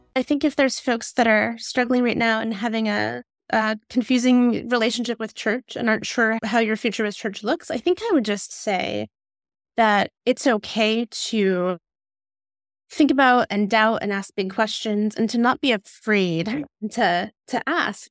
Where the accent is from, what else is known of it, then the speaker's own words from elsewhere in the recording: Fort Wayne, Indiana, United States; moved away as an adult; now in Seattle, United States; I grew up in Fort Wayne, Indiana, and then moved out to Seattle about twenty years ago.